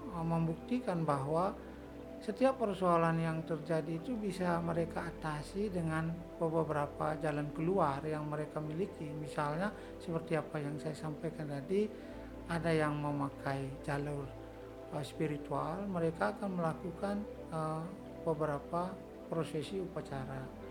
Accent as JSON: {"language": "Indonesian", "region": "Bali", "country": "Indonesia", "said": "sebagai orang Bali"}